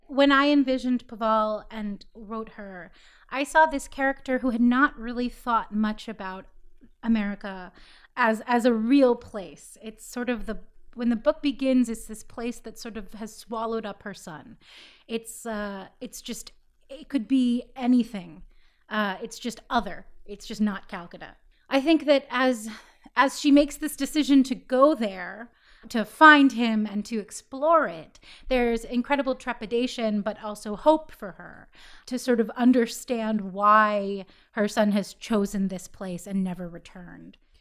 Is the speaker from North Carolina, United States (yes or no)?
no; Philadelphia, Pennsylvania, United States; now in New York, United States; I'm from Philadelphia